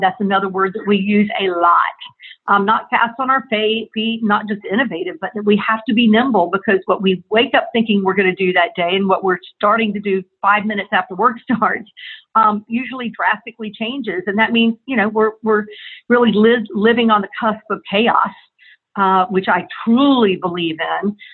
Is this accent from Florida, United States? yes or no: yes; Tallahassee, Florida, United States; moved away as an adult; also born or lived in Atlanta, Georgia; I was from and born and raised in Tallahassee, Florida